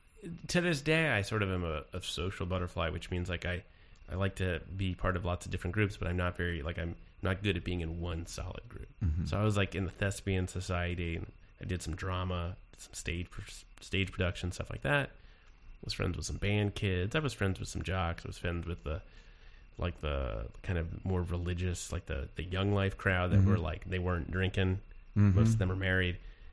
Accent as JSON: {"language": "English", "town": "Richmond", "region": "Virginia", "country": "United States", "tie": "born or raised there", "said": "West End."}